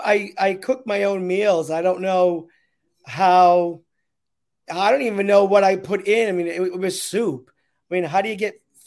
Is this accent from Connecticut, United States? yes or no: yes; East Haven, Connecticut, United States; also born or lived in Manhattan, New York; now in New York City, United States; I grew up in East Haven. on Dodge Avenue. And now I live on the Upper West Side of Manhattan.